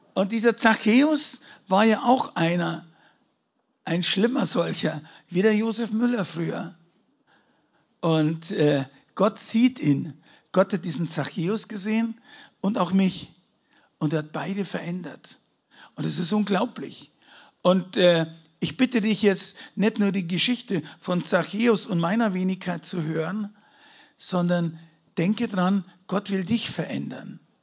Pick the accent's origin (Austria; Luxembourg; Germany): Germany; Munich, Bavaria; ich bin ja kein Deutscher, ich komme aus München, okay, muss man dazu sagen. Ich bin Bayer